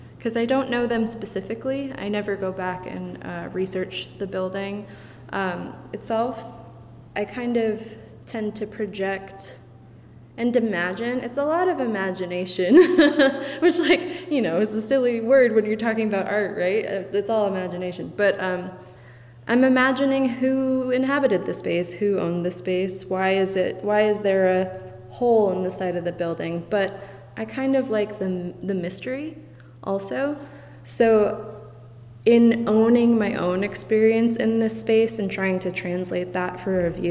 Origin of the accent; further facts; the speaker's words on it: Amherst, Massachusetts, United States; I grew up in Amherst, Massachusetts